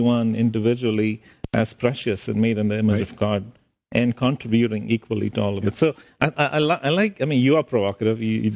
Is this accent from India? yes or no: yes; India; I grew up in India